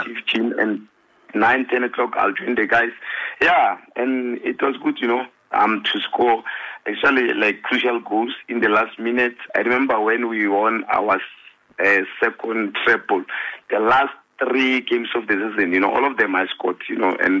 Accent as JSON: {"language": "English", "town": "Polokwane", "region": "Limpopo", "country": "South Africa", "tie": "born or raised there", "also_born_or_lived": "Pretoria / Johannesburg", "moved": "as an adult", "said": "As we're coming from, you know, Polokwane. Yes, I was born in Pretoria, Polokwane."}